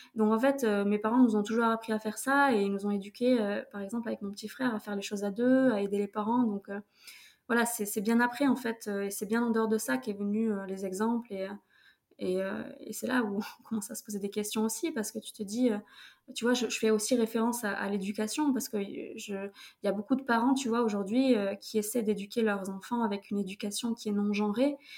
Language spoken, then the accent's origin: French; Toulouse, Occitania, France; now in Paris, France; je viens de Toulouse